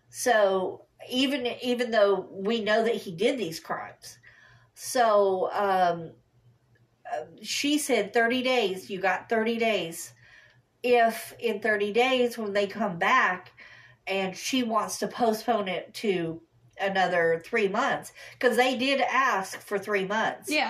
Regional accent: Kentucky, United States; born there; I was born in Kentucky.

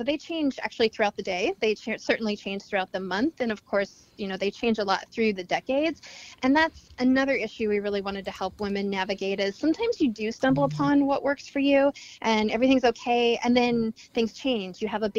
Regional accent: Montana, United States; also born or lived in Seattle; now in New York City, United States; I grew up in Montana, Seattle. Now we live in New York City, two little girls

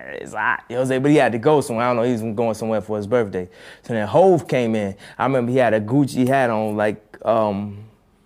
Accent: Chicago, Illinois, United States; I'm from Chicago

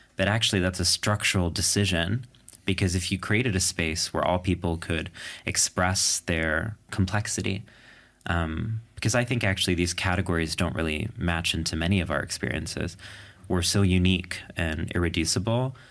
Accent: New York City, New York, United States; when I say I'm from New York, what I mean is specifically a New York City diner table

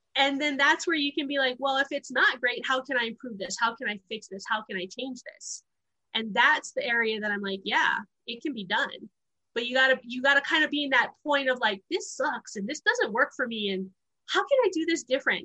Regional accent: Honolulu, Hawaii, United States; moved away; also born or lived in Wyoming; I uh, was born and raised in Honolulu, Hawaii

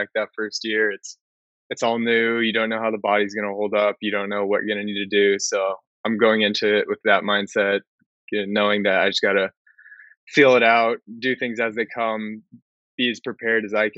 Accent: San Diego, California, United States; I'm born and raised in San Diego

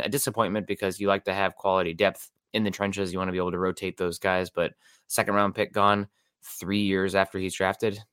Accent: East Iowa, United States; now in Seattle, United States; Quad Cities, my hometown in, uh, East Iowa here

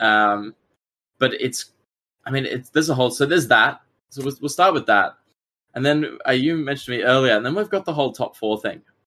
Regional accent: Australia; I'm a player from Australia

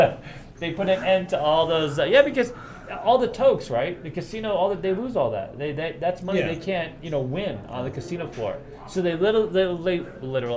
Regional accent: Northeast, United States; moved away; I grew up in the Northeast.

